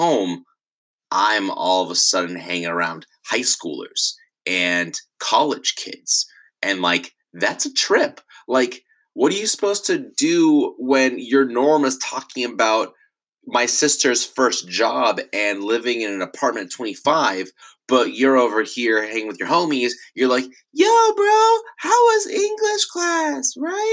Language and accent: English; Irvine, California, United States; I grew up in Orange County in Irvine